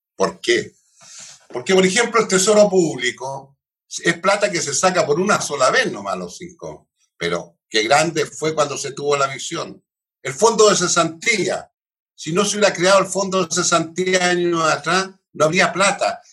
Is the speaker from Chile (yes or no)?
yes; Concepción, Biobío, Chile; yo soy penquista, penquista, penquista